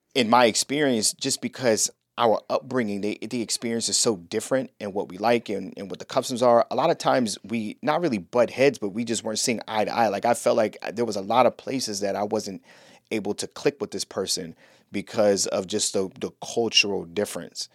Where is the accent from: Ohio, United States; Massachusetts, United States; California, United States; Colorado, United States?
Ohio, United States; Cleveland; moved away as an adult; also born or lived in North Carolina; now in Orlando, United States; I'm from Cleveland